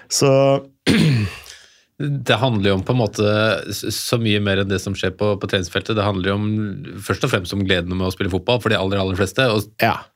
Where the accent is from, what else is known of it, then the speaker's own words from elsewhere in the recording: Kongsvinger, Innlandet, Norway; jeg er fra Kongsvinger